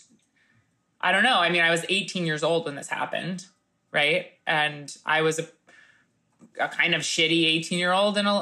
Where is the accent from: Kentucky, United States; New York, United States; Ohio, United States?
New York, United States; New York City; what it is to be a New Yorker